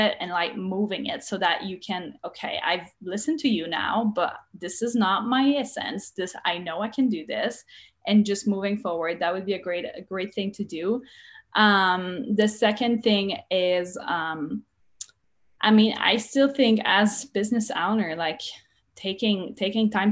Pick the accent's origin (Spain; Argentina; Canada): Canada; Quebec; English is a second language; now in United States; I'm Canadian. From Quebec. I speak French.